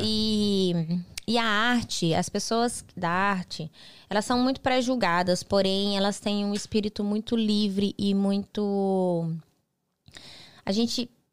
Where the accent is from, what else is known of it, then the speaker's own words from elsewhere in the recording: Mato Grosso, Brazil; moved away as an adult; also born or lived in Guarapuava, Paraná / Rio de Janeiro / Texas / Miami; now in United States; eu sou natural de Guarapuava, Paraná. Uhum. Uma cidade no interior do, do Paraná. Me criei é, em Mato Grosso, mudei muito nova para Mato Grosso